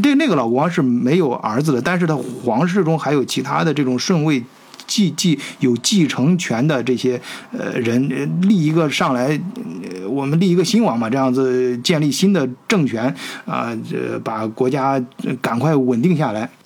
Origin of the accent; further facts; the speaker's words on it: China; 咱们都是中国人啊